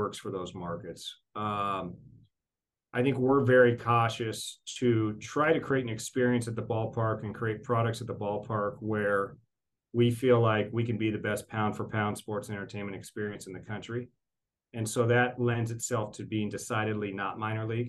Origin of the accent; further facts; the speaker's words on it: Portland, Oregon, United States; now in Tacoma, United States; I grew up in the Portland area, so Mount Hood was my mountain